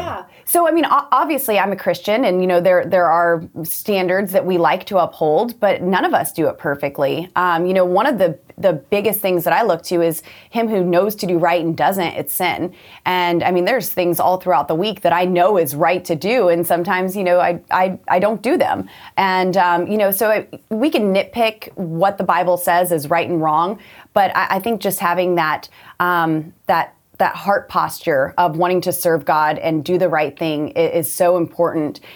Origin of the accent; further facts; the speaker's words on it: Colorado, United States; I'm from Colorado